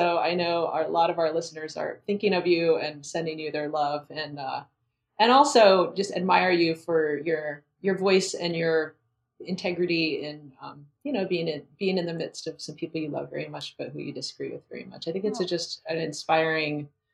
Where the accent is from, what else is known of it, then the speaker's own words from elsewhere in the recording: Gatlinburg, Tennessee, United States; my hometown of Gatlinburg, Tennessee.